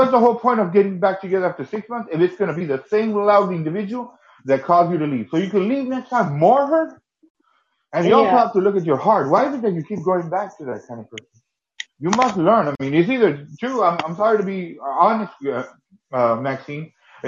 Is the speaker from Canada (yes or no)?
no; United States; I'm only American. I can't give that to Canadians.